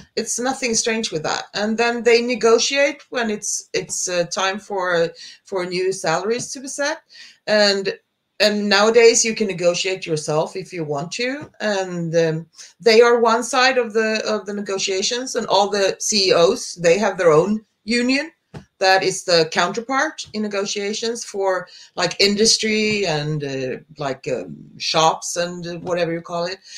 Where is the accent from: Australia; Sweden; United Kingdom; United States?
Sweden; I'm from Sweden